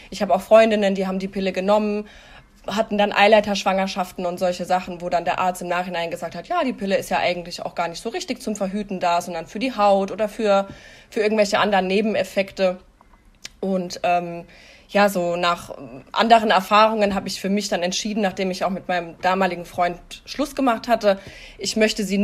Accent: Hesse, Germany; ich bin 33 Jahre alt, ich komme aus Hessen.

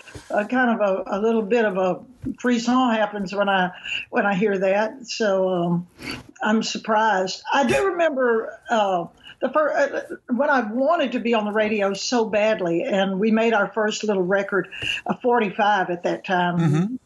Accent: Louisiana, United States; moved away as an adult; also born or lived in Baton Rouge, Louisiana; now in Austin, United States; I grew up in Louisiana

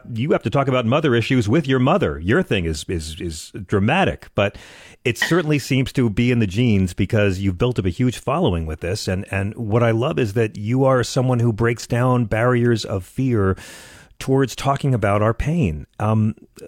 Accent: United States; speaking as an American

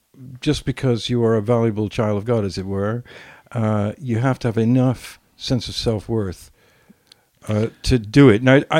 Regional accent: England, United Kingdom; And so you treated me really badly about being English, which is weird.

